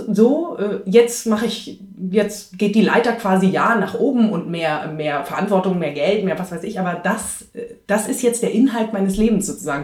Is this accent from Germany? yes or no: yes; Munich, Bavaria, Germany; also born or lived in Greece; halb Griechin, in Griechenland geboren und in Bayern groß geworden, als Münchner Kindl